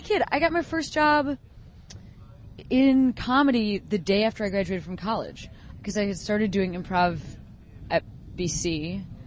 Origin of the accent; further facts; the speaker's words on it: Chicago, Illinois, United States; I grew up in Chicago.